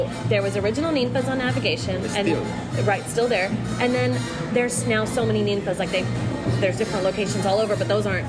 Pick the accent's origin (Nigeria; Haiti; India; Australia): India; now in Houston, United States; my family and I moved to Houston from India. We lived in Alief and we sort of ate whatever Mexican food was around.